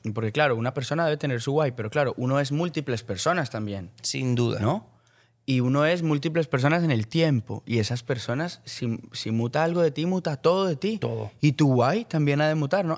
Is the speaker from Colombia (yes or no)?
yes; Colombia; soy, soy colombiano